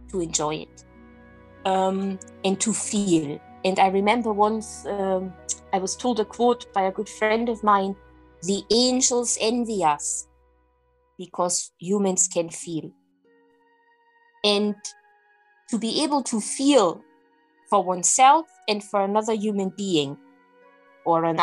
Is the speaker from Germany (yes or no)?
yes; Germany; English is a second language; moved away as an adult; now in Scotland; I was very young, I was in my early 20s. And um, yeah, I moved country. I moved from Germany to Scotland